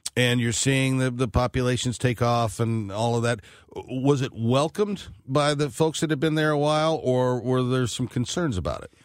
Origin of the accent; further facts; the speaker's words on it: St. Louis County, Missouri, United States; I grew up in St. Louis County